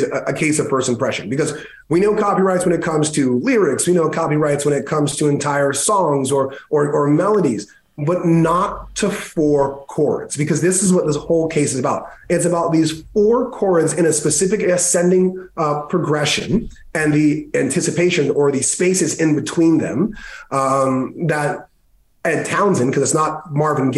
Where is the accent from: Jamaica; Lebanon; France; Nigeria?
Jamaica; I'm Jamaican